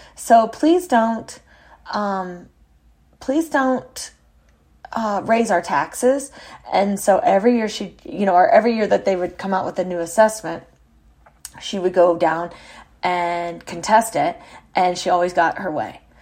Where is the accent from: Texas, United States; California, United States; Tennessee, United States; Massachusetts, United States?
Texas, United States; San Antonio; moved away; our original house, that I grew up in sits on Corona Street